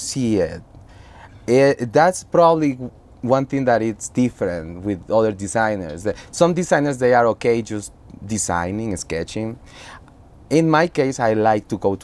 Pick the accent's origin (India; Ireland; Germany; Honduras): Honduras; moved away as an adult; also born or lived in Costa Rica; now in New York, United States; I am from Honduras